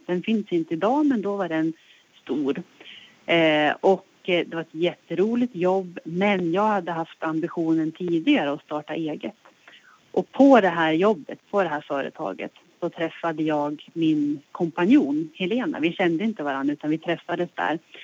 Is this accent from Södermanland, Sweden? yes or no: no; Hälsingland, Gävleborg County, Sweden; moved away as an adult; also born or lived in Stockholm; now in Östersund, Sweden; min resa börjar i Hälsingland, det är där jag kommer ifrån